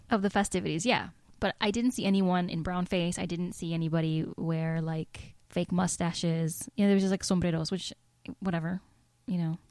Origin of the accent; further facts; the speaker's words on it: Mexico; moved away; I'm from Mexico